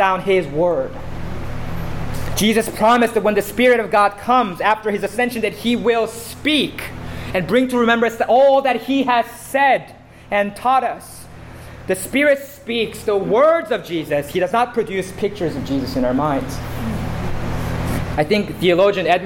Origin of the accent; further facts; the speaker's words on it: South Korea; moved away; the church that I grew up in South Korea